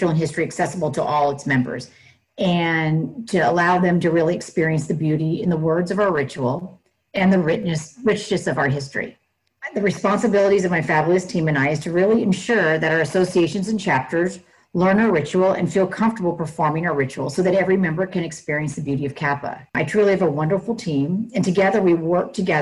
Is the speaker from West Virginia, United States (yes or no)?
no; Northern California, United States; I was born and raised in Northern California